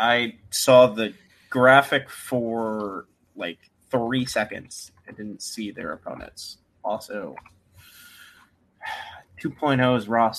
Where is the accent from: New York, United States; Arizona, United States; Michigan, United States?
New York, United States; Long Island; You talk to anyone from Long Island, we like idolize him, apparently.